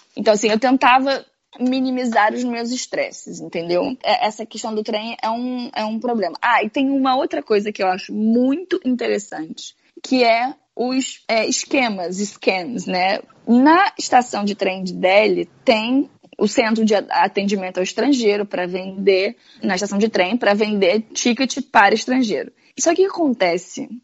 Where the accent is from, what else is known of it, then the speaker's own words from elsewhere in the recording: Rio de Janeiro, Brazil; moved away; eu venho do Rio de Janeiro